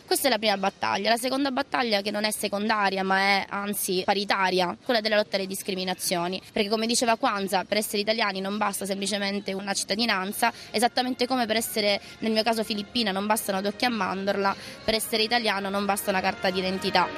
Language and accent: Italian; central Sicily, Italy; also born or lived in Philippines; crescendo appunto in un piccolo paese al, al centro della Sicilia